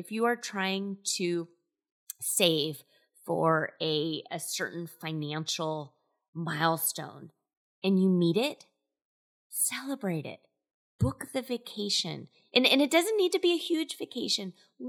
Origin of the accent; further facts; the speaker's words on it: Scotland, United Kingdom; So I joke around quite often that I'm Scottish, and one of the kind of stereotypes of Scottish people is that they're frugal.